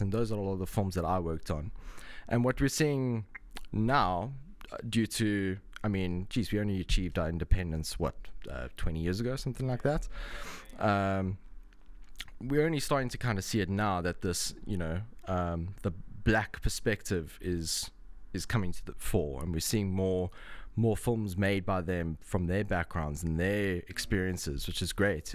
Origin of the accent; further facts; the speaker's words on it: Cape Town, Western Cape, South Africa; moved away as an adult; now in Dublin, Ireland; I'm from South Africa. I was born in Cape Town